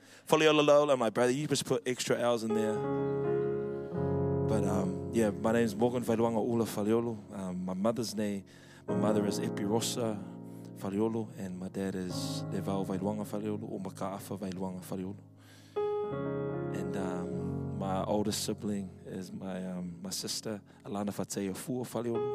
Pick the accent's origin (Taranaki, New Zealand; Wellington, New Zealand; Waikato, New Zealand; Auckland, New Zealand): Wellington, New Zealand; I'm a Wellington born Samoan. Mum and dad both Samoan, and grew up in a Methodist church, Samoan Methodist church in Aitara. That was for about 18 years